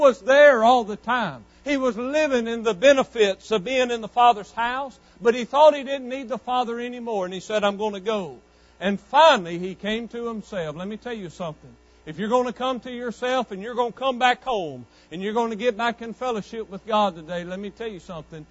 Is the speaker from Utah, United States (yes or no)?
no; West Monroe, Louisiana, United States; growing up in West Monroe, Louisiana, 16, 17, 18 years old